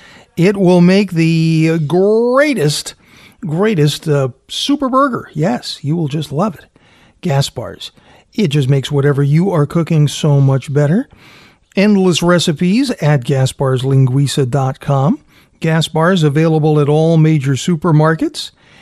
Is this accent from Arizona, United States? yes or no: no; Fall River, Massachusetts, United States; Being Portuguese from Fall River, my Portuguese grandparents owned a restaurant there for 30 years.